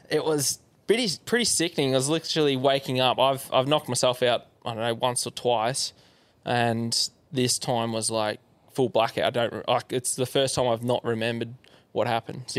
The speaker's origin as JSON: {"language": "English", "area": "Yarra Valley", "region": "Victoria", "country": "Australia", "tie": "born or raised there", "said": "so I grew up in Yarra Valley, just um, yeah, east of Melbourne"}